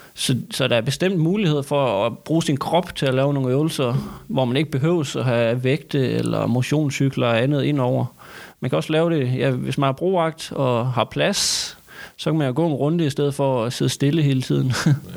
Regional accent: Thy, Northwest Jutland, North Denmark Region, Denmark; Jeg er Tybo fra Nordvestjylland

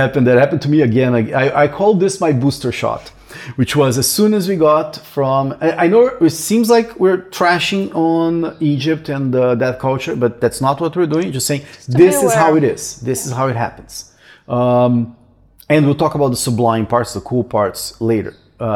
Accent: Brazil; moved away; I'm probably the only Brazilian

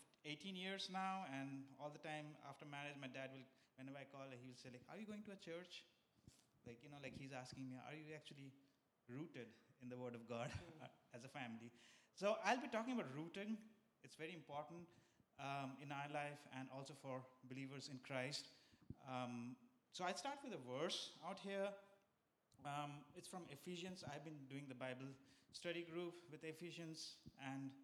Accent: India; moved away as an adult; also born or lived in San Francisco, United States; now in United States; I come from India. There's many religions there. I've grown up in places like my neighbors and Muslims, Hindus

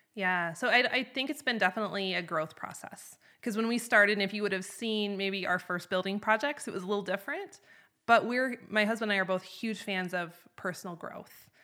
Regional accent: North Idaho, United States; moved away as an adult; also born or lived in Wyoming; now in Chugwater, United States; I'm originally from North Idaho, up in the Panhandle. And when I was eighteen, I came to Wyoming

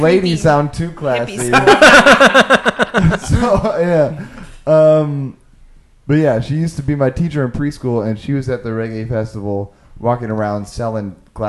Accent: Humboldt County, Northern California, United States; now in Los Angeles, United States; I grew up in Northern California, Northern California. Humboldt County.

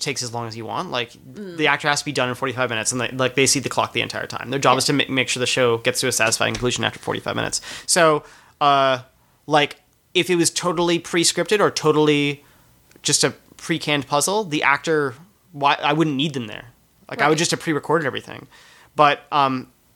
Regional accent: Canada; moved away; also born or lived in United States; I'm Canadian

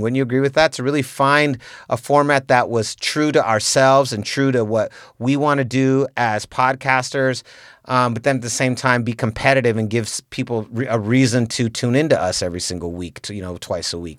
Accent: San Francisco, California, United States; me and Raymond in particular, we're from the Mission District

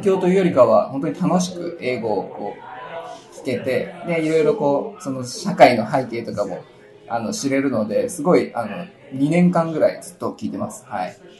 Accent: Nagano, Japan; 出身は長野県です。

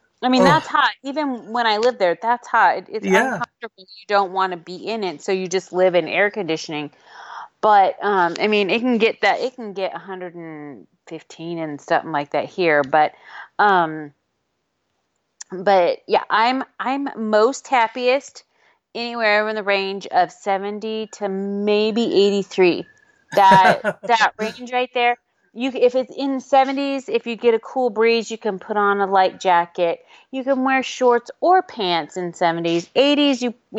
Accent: California, United States; moved away; I'm from California

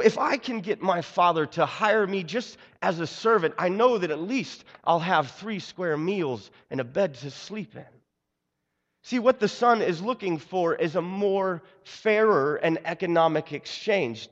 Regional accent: Seattle, Washington, United States; moved away; also born or lived in Brooklyn; I was born and raised in Seattle

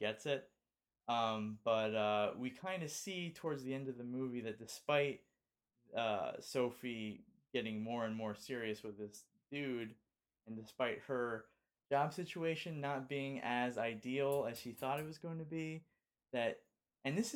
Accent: Los Angeles, California, United States; born and raised in Los Angeles and spent every Christmas in Los Angeles

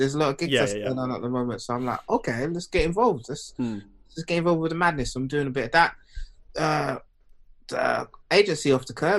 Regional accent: England, United Kingdom; I grew up in England.

